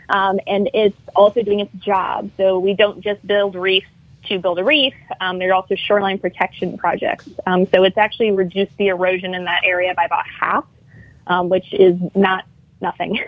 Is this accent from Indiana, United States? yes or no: no; Illinois, United States; moved away as an adult; now in Louisiana, United States; I'm from Illinois